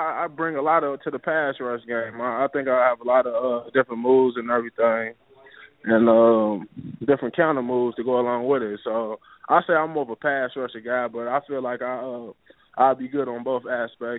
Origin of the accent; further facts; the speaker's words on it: Knoxville, Tennessee, United States; My mom was from Knoxville, so I grew up in the Knoxville area